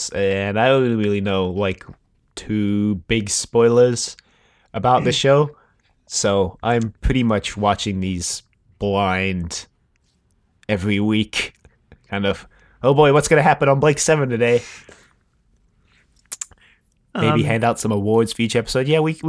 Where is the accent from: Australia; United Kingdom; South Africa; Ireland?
South Africa; accent: South African and American blend; now in United States; so that's why my accent is, I mean, it's not like strictly South African. It's like this weird kind of blend between South African and American.